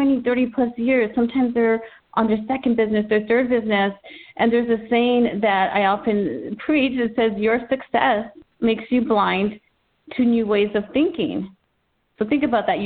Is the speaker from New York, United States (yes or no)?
no; Texas, United States; moved away as an adult; now in Southern California, United States; I'm originally from Texas, born and raised. I've lived in Southern California for 17 years